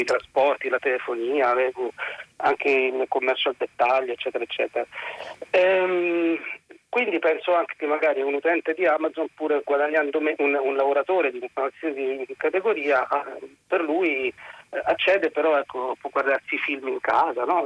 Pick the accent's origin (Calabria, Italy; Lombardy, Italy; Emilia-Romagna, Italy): Calabria, Italy; sono calabrese